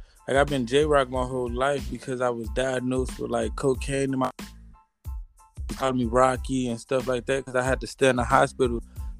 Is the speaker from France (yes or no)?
no; Cape Town, Western Cape, South Africa; Cape Town to be exact.